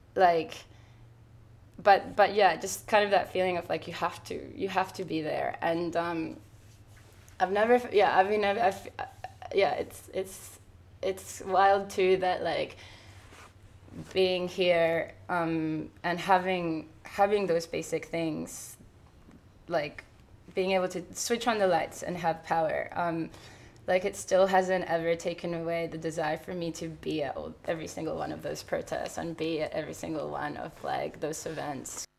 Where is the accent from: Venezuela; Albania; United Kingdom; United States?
Venezuela; now in Sydney, Australia; my hometown